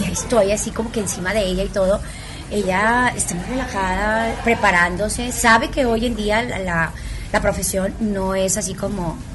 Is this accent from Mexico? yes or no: yes; northern Mexico, Mexico; como buena norteña